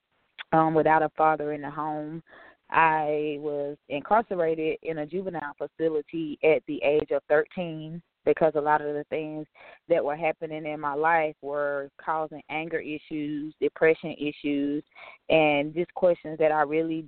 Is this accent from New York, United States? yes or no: no; Greenville, South Carolina, United States; I did grow up in Greenville, South Carolina